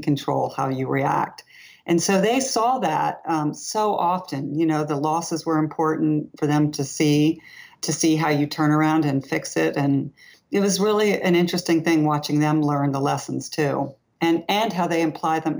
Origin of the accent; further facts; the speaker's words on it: Long Island, New York, United States; also born or lived in Boston; I grew up in Long Island